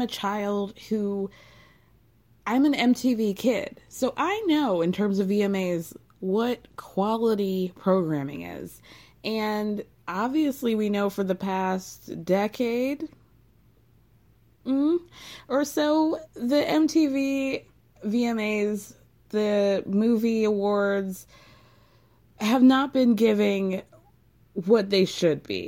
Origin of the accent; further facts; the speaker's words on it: Atlanta, Georgia, United States; I'm from Atlanta